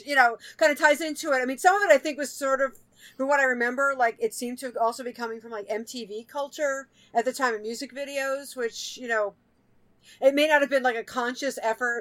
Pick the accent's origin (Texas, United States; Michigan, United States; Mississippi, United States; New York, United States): New York, United States; I'm white girl from New York